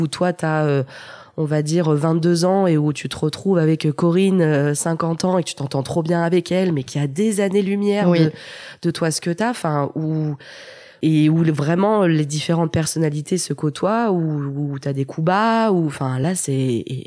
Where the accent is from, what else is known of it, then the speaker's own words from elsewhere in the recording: Lyon, Auvergne-Rhône-Alpes, France; Je suis née à Lyon et ai grandi à Lyon